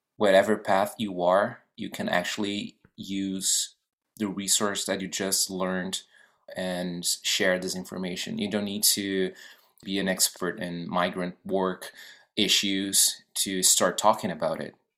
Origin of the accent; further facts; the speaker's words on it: Brazil; moved away as an adult; now in Vancouver, Canada; I'm from Brazil, born and raised. I've been living in Vancouver since 2018.